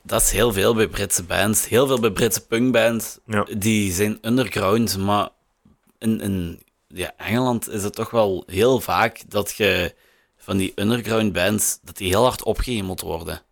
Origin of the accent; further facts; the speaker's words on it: Limburg, Flanders, Belgium; als Limburger